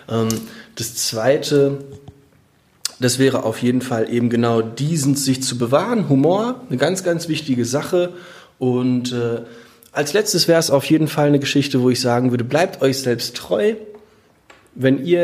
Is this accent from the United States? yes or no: no; Menden, North Rhine-Westphalia, Germany; wo jeder reingucken konnte, mitten durch Menden, meine Heimatstadt.